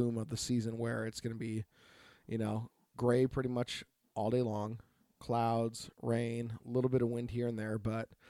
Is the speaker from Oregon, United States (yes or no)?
yes; Oregon, United States; from Oregon.